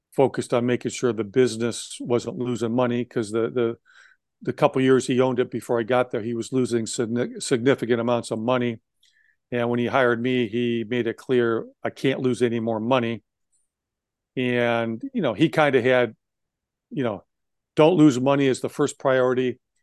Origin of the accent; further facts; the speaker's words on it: Wisconsin, United States; I grew up in Wisconsin